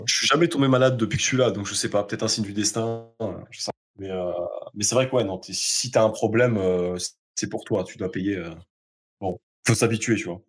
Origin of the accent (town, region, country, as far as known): France; moved away